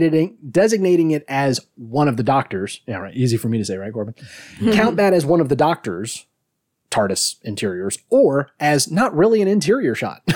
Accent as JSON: {"language": "English", "country": "Australia", "said": "I'm like, I'm sorry, is my Scottish accent wrong? I'm Australian."}